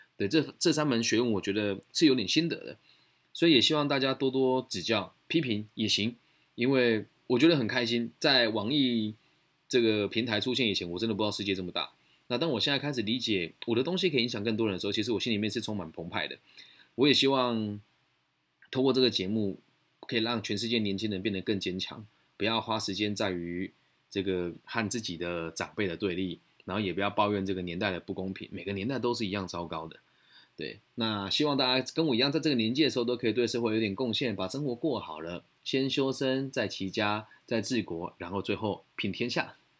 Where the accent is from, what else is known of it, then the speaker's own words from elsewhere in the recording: Taiwan; 就回来台湾，想从找份工作